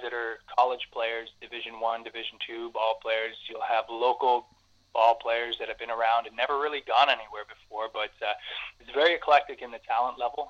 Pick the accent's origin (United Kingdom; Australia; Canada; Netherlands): Canada; Cambridge, Ontario; I was I grew up and played in Cambridge.